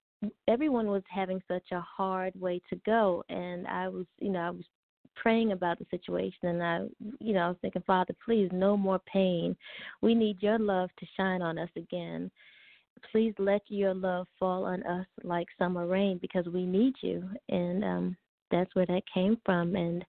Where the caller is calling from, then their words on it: Los Angeles, California, United States; I'm calling from Porter Ranch, California.